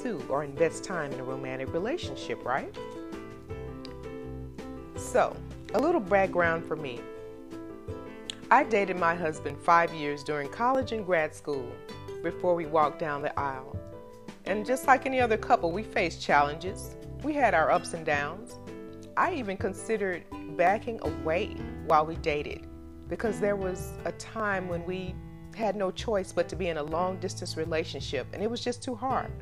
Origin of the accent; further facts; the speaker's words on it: the South, United States; accent: Southern; I'm from the South